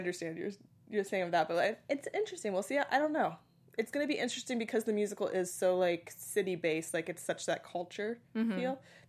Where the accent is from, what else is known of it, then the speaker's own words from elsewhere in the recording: San Francisco, California, United States; now in Los Angeles, United States; I've always lived in a big city. Like, I come from San Francisco. I live in Los Angeles.